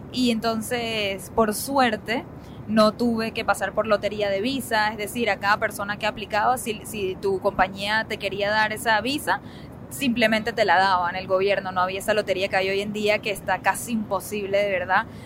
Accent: Venezuela; moved away as an adult; now in United States; nosotros venimos de Venezuela

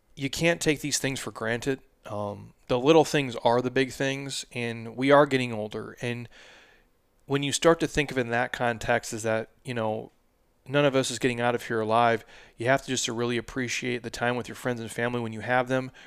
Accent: Midwest, United States; I'm from the Midwest, born and raised, so these are my people

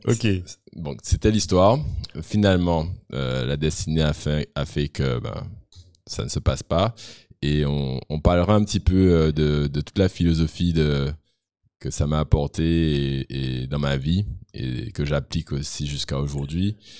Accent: Guadeloupe; Je viens de la Guadeloupe. Tout le monde vient d'ailleurs. J'étais le seul Guadeloupéen de l'école d'ailleurs

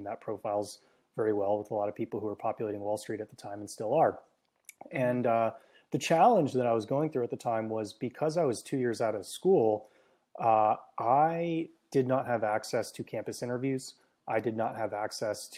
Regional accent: San Francisco Bay Area, California, United States; also born or lived in Hong Kong; I grew up in the San Francisco Bay Area

